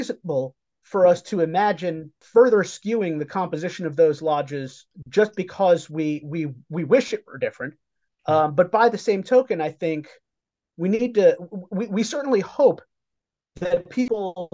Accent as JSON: {"language": "English", "town": "New York City", "region": "New York", "country": "United States", "tie": "born or raised there", "moved": "yes", "said": "I grew up in New York City"}